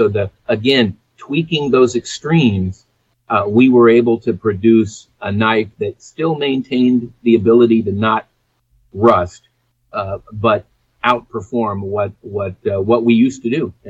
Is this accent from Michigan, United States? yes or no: no; San Diego, California, United States; growing up in San Diego, I was a diver